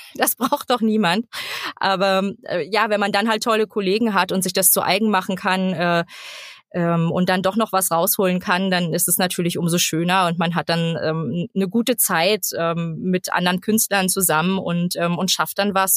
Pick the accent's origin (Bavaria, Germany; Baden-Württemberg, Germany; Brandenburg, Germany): Brandenburg, Germany; Cottbus; now in Berlin, Germany; bin gebürtige Cottbusserin, bin 30 Jahre, lebe jetzt aber in Berlin